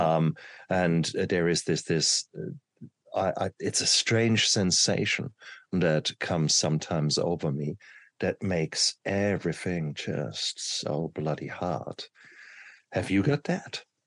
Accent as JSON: {"language": "English", "country": "Germany", "tie": "born or raised there", "said": "when I grew up in Germany, um, I come from poor working class family"}